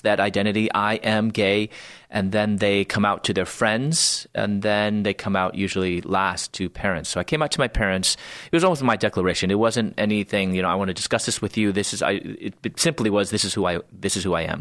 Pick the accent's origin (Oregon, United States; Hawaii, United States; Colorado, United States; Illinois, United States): Illinois, United States; Chicago; moved away as an adult; also born or lived in Louisville, Kentucky; I was born in Chicago area